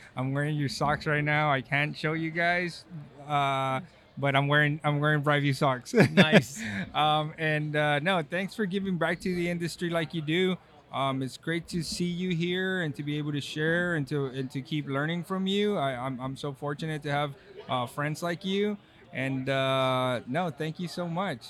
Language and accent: English; Texas, United States; now in California, United States; I'm from Texas